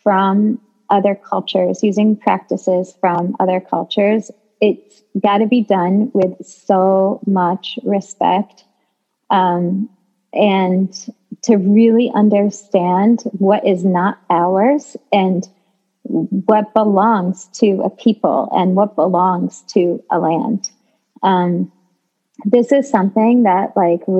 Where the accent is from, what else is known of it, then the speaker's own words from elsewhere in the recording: New York City, New York, United States; I'm like a New Yorker through and through